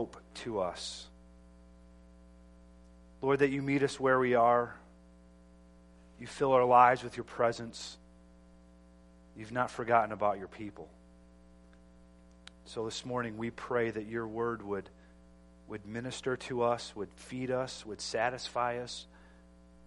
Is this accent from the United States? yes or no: yes; United States; as an American